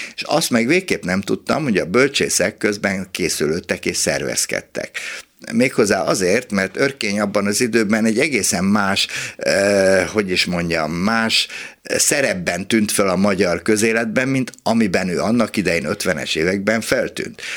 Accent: Budapest, Hungary; itt a hatodik kerületben, ahol fölnőttem

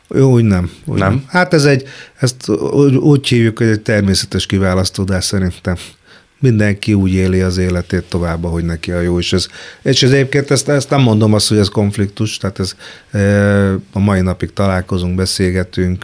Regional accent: Kecskemét, Bács-Kiskun, Hungary; moved away as an adult; now in Budapest, Hungary; én Kecskeméti voltam, lesz hittem, hogy Kecskemétről soha nem jövök

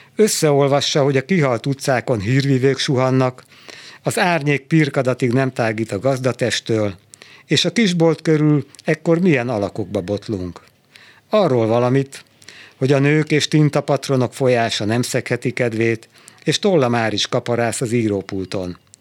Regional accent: Budapest, Hungary; moved away as an adult; now in Szentendre, Hungary; én Budapestről származom

